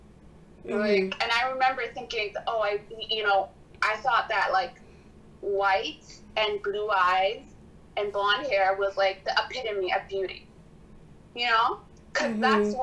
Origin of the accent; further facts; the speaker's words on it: Canada; I grew up here in Canada